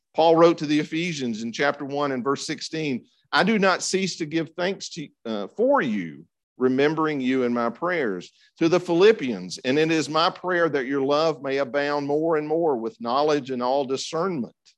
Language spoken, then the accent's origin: English; Franklin, United States; I was attending the church that I grew up in in Franklin